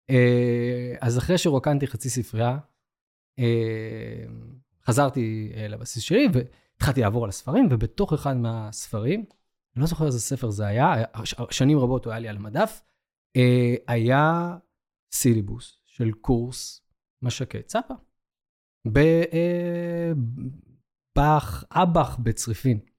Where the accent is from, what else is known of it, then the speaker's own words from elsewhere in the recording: Beersheba, Southern District, Israel; אני גדלתי בבאר שבע